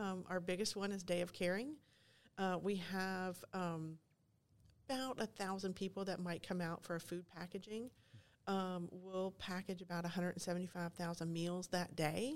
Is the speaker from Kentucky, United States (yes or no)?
yes; Kentucky, United States; moved away as an adult; also born or lived in North Fulton area, Georgia; now in Forsyth County, United States; I'm originally from Kentucky